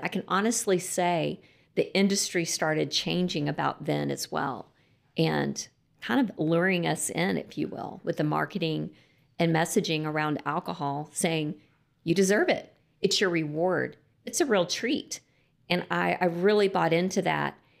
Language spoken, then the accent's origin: English; Lubbock, Texas, United States; I grew up in Lubbock, Texas, and, um, I did grow up in a Christian home